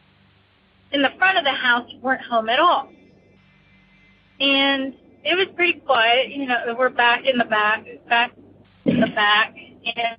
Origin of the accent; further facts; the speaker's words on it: near Gettysburg, Pennsylvania, United States; also born or lived in Pittsburgh, Pennsylvania; I grew up near Gettysburg, PA.